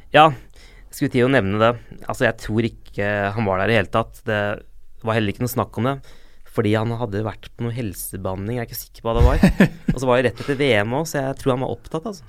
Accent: Limassol, Limassol District, Cyprus; now in Norway; Jeg er jo fra Limassol

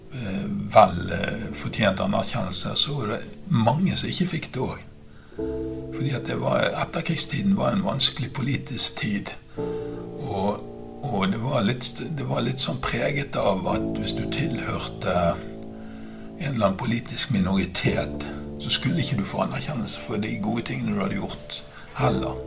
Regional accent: Bergen, Vestland, Norway; der som jeg vokste opp i, i Bergen

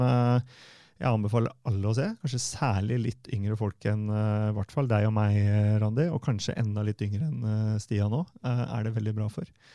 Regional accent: Fredrikstad, Østfold, Norway; jeg er jo fra Selbakk.

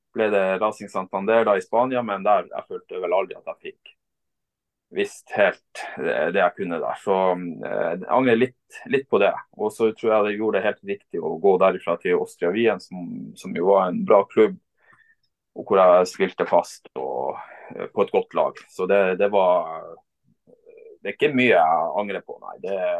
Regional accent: Vadsø, Troms og Finnmark, Norway; hjemme i Vadsø

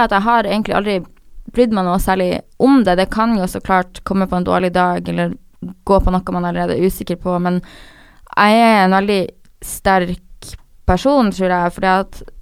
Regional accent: Harstad, Troms, Norway; moved away; jeg har alltid vært en person i Harstad, der jeg kommer fra, som er en liten

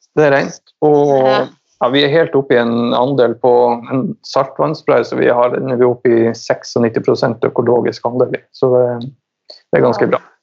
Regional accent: Finnsnes, Troms, Norway; moved away; also born or lived in Tønsberg; jeg er fra Nord-Norge. Troms. Eh, Finnsnes

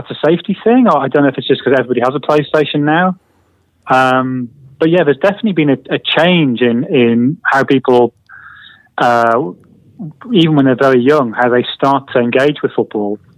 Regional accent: Sunderland, North East England, United Kingdom; moved away as an adult; now in London, United Kingdom; I moved to London from Sunderland 20 years ago, and London's so big and so busy.

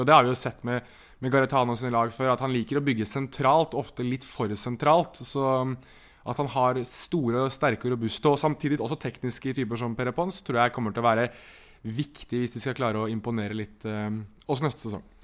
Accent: Norway; som nordmann

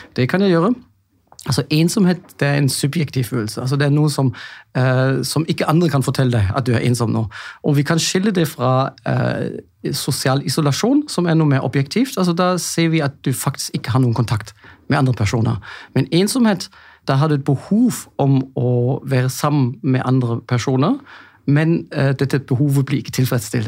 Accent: Germany; Norwegian is a second language; moved away as an adult; now in Norway; jeg er jo egentlig tysk

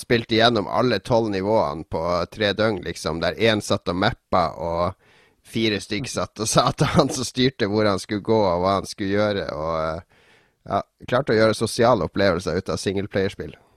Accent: Harstad, Troms, Norway; moved away; når jeg flytta fra Harstad, så reiste hjem til Harstad i jula

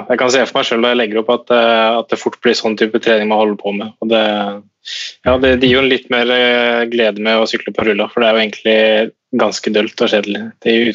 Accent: Norway; gjorde en vurdering på at det er like greit for meg å være her som var hjemme i Norge, egentlig.

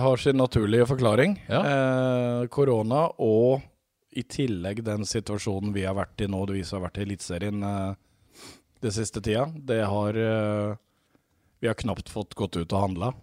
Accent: Mjøndalen, Buskerud, Norway; moved away; sjøl om jeg bodde i Mjøndalen, så er jeg oppvokst med, med pinnekjøtt

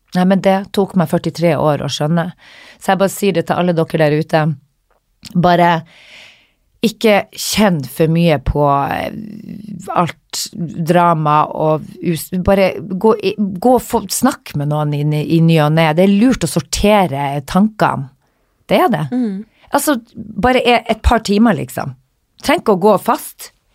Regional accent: Northern Norway, Norway; moved away; also born or lived in London; når jeg var hjemme i Nord-Norge

